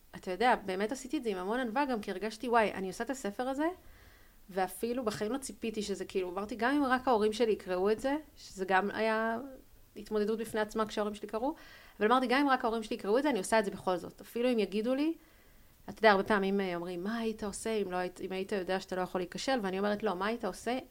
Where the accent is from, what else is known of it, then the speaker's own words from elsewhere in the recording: Tel Aviv, Tel Aviv District, Israel; אנחנו גדלנו בתל אביב